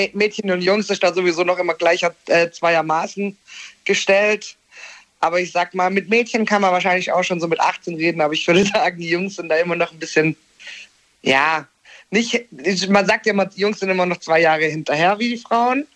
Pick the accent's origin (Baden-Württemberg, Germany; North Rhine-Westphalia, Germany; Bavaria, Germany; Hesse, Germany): Baden-Württemberg, Germany; near Konstanz; ich komme aus Baden-Württemberg